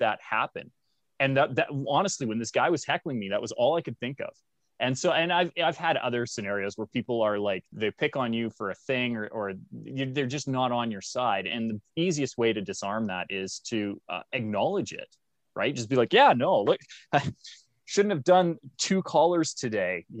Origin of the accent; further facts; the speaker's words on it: Canada; I'm Canadian